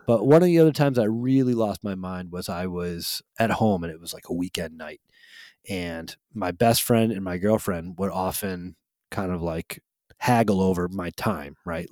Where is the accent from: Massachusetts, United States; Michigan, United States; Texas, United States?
Massachusetts, United States; Holyoke; the house that I grew up in Holyoke, Massachusetts